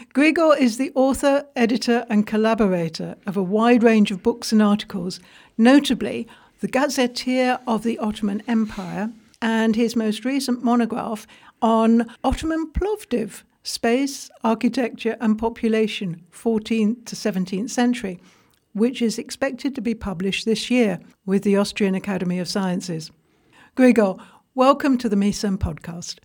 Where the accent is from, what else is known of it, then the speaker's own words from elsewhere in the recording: England, United Kingdom; I'm English.